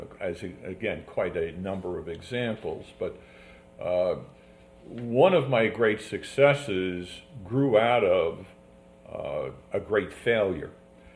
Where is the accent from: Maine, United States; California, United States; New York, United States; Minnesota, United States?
New York, United States; New York City; I grew up in a tenement in the Bronx